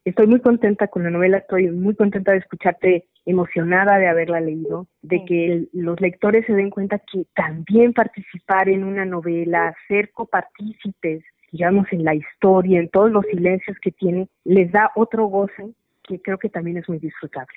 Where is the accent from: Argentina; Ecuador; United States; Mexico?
Mexico; Guadalajara, Jalisco; yo nací en Guadalajara, la ciudad que me gusta, en la que vivo, donde trabajo. Yo viví en los años 70 en la colonia moderna